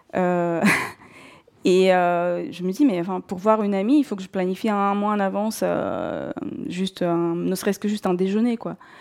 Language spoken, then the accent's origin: French; North Caucasus, Russia; first language Russian; French is a second language; moved away as an adult; Je suis née en Russie, euh, et j'ai grandi en Russie jusqu'à mes 21 ans. Euh, je viens du sud de la Russie, euh, de, la région du Caucase du Nord.